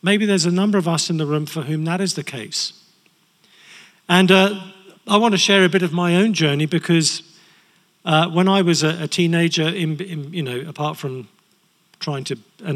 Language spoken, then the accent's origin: English; England, United Kingdom; we're English